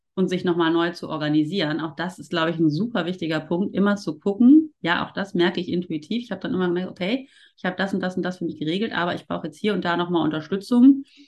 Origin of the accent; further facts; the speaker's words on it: Ruhr area, North Rhine-Westphalia, Germany; also born or lived in Cologne; ich komme tatsächlich ja auch aus dem Ruhrpott